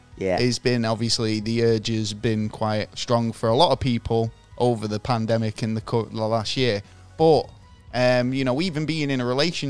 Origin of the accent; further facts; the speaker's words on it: Manchester, North West England, United Kingdom; growing up in Manchester